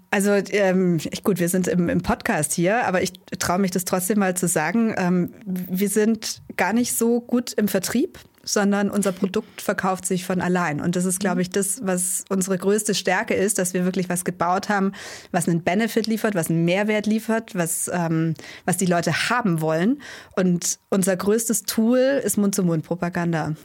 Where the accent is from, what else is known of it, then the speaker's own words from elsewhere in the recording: Allgäu, Bavaria, Germany; Wir sind gebürtig aus dem Allgäu